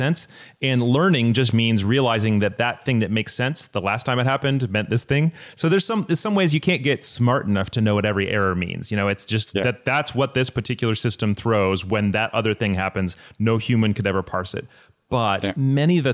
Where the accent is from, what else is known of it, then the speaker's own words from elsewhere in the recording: United States; as an American